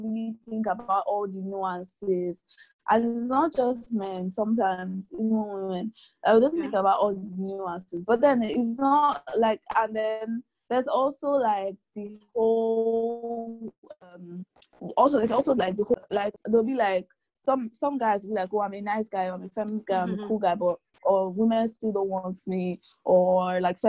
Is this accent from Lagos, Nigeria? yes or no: yes; Lagos, Nigeria; I was born in Lagos